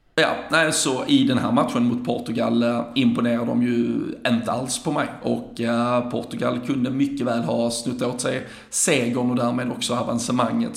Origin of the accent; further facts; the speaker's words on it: Sweden; som en svensk